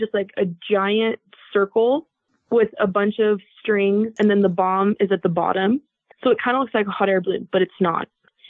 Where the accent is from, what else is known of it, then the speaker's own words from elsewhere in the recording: Oregon, United States; also born or lived in Southern California / New Mexico; now in Utah, United States; that was about 45 minutes from where I grew up in Oregon.